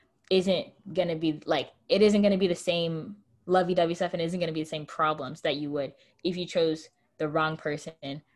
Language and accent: English; United States